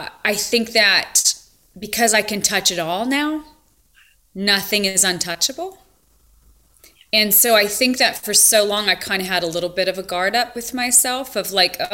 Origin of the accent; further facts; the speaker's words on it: Montana, United States; moved away as an adult; also born or lived in California; growing up in Montana